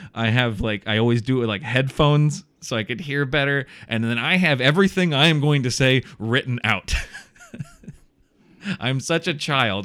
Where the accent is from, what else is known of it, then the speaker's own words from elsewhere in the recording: Iowa, United States; also born or lived in Chicago, Illinois; I was moving back from Chicago to Iowa because uh, where I'm from